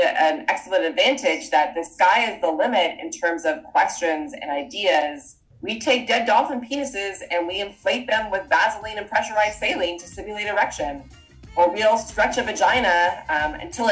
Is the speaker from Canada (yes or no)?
yes; Toronto, Ontario, Canada; moved away as an adult; also born or lived in Vancouver, Canada; I'm Canadian, so I'll drop some of boots every once in a while. And I grew up in Toronto